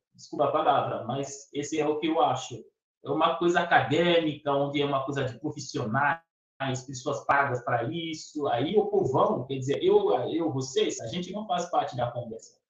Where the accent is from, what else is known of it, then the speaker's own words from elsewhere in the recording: Benin; moved away as an adult; also born or lived in Piracicaba, São Paulo, Brazil; now in Brazil; eu sou africano, como você descreveu, mas eu venho de um país